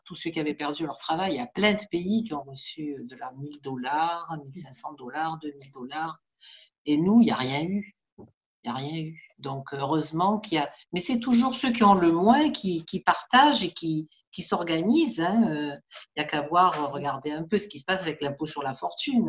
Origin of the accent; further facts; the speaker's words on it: Marseille, Provence-Alpes-Côte d'Azur, France; je suis née à Saint-Lazare et j'y suis toujours, donc je ne suis pas partie.